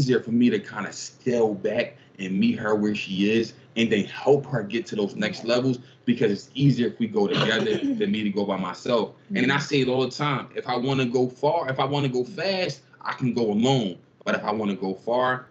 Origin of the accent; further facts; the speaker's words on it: Philadelphia, Pennsylvania, United States; I grew up in North Philly, like the inner city